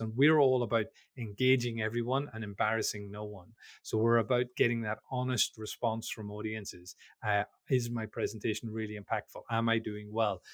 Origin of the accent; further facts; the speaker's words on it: Belfast, Northern Ireland, United Kingdom; I'm from, I'm from Belfast in Northern Ireland